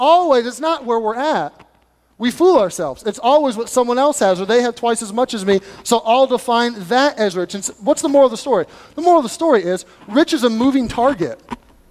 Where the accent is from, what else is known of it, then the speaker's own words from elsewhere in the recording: United States; as American people